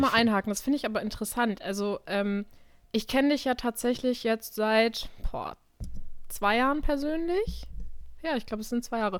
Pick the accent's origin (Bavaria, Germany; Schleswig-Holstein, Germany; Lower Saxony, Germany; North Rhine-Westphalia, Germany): North Rhine-Westphalia, Germany; Krefeld; ich wohne hier eigentlich schon immer, ich bin hier aufgewachsen